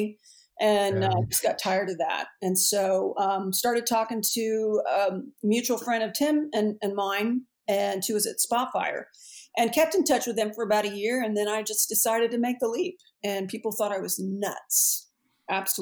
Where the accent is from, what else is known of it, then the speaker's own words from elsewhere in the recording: Houston, Texas, United States; moved away as an adult; now in North Carolina, United States; I was born and raised in Houston, and my father was a petroleum engineer